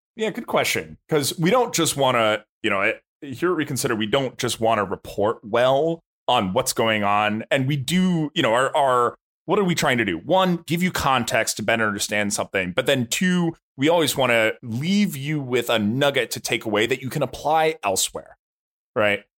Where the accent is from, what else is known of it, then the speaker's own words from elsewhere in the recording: United States; I as an American